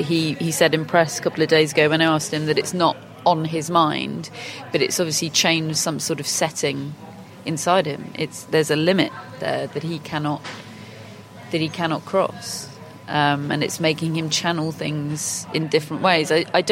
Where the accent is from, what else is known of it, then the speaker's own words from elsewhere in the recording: Australia; we're just not going to let you pass because we don't fancy it and we're Australian and we like to tell people they can't do things over here.